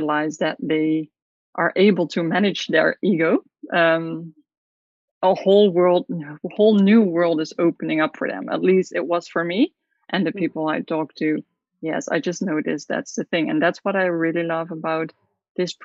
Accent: south of the Netherlands, Netherlands; moved away as an adult; now in Curaçao; I'm from the Netherlands, from the south of the Netherlands

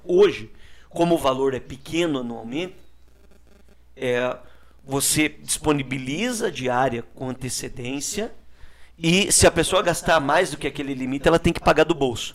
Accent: Brazil; Eu sou morador da Vila Ilgenberg, é um bairro carente, pobre ali de, aqui da nossa cidade, no bairro da Nova Rússia. E ainda muito criança, eu trabalhei com meu pai como catador de reciclado

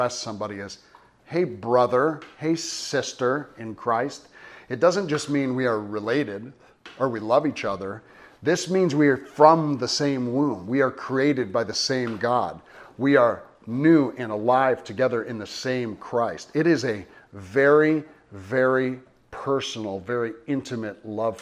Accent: United States; we're Americans

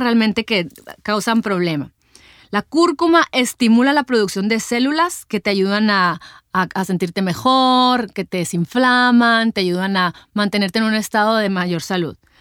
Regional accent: Mexico; como mexicanos estamos acostumbrados a comernos a lo mejor nuestros taquitos

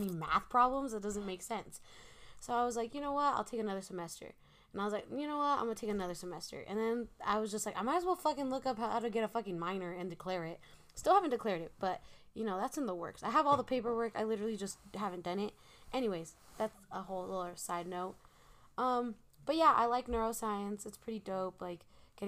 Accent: Reno, Nevada, United States; we're from Reno

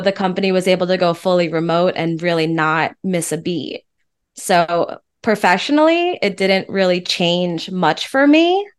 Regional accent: East Coast, United States; moved away as an adult; now in Austin, United States; I'm from the East Coast

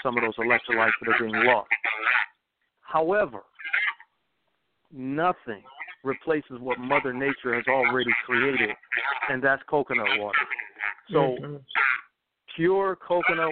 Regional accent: Detroit, Michigan, United States; moved away; also born or lived in Georgia; I'm from Detroit, Michigan originally

